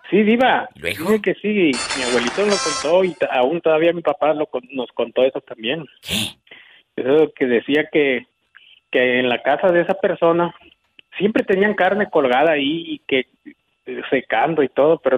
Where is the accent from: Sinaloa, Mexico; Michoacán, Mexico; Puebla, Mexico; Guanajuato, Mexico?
Puebla, Mexico; Tehuacán; Allá por Tehuacán, Puebla, un lugar que se llama bueno, en una parte es por ahí